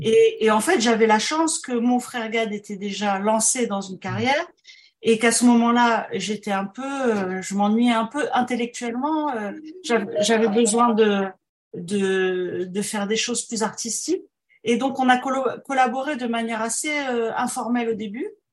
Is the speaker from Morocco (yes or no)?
yes; Morocco; first language French; moved away; also born or lived in France / Montreal, Canada; quand on vient du Maroc